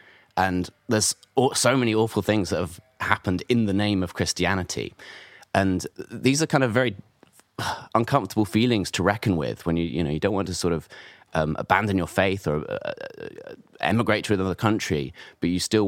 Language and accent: English; United Kingdom; we're British